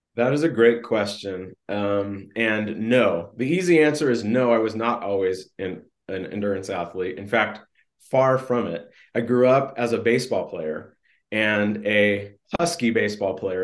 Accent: California, United States; I grew up in Southern California and then Northern California

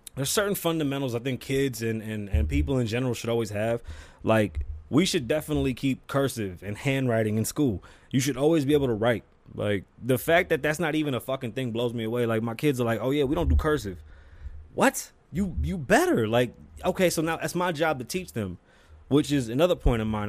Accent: Puerto Rico; I'm from Puerto Rico. I'm Puerto Rican.

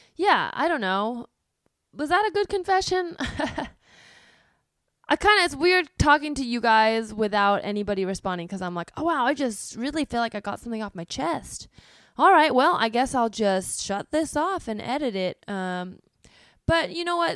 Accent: Palo Alto, California, United States; I grew up in Palo Alto, which is, um, a town in the Bay Area

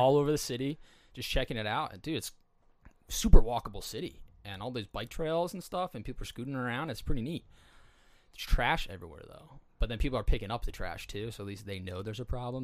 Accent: East Coast, United States; I was from the East Coast

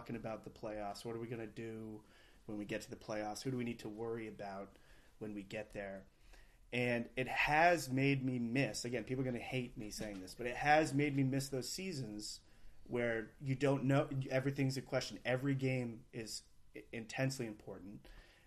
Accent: Maine, United States; I was born and raised in Maine

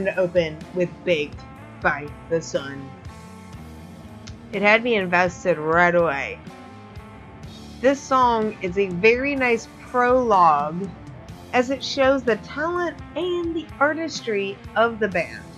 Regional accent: Louisville, Kentucky, United States; my hometown of Louisville

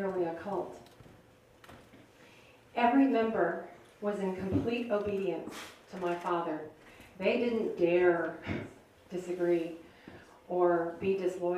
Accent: outside of Chicago, Illinois, United States; I grew up outside of Chicago.

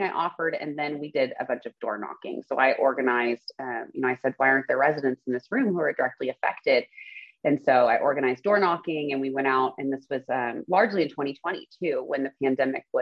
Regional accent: Spring, Texas, United States; also born or lived in The Woodlands, Texas; I grew up in Spring near Klein High School with my parents, older brother, younger sister

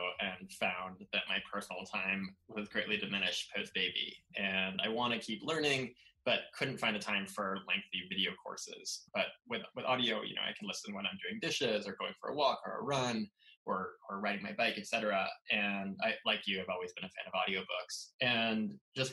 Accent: Southern California, United States; also born or lived in Los Angeles / East Coast / San Francisco; now in San Francisco Bay Area, United States; I grew up in Southern California

